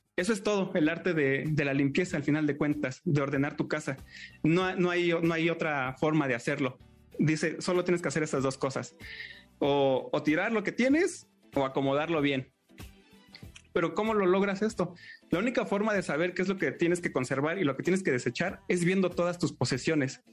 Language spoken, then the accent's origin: Spanish; Mexico; nosotros somos mexicanos